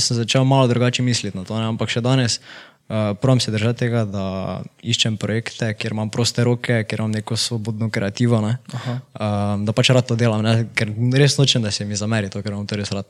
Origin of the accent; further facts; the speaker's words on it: Miklavž na Dravskem polju, Slovenia; also born or lived in Ljubljana; sem iz Miklauža, tam sem tudi v osnovno šolo hodil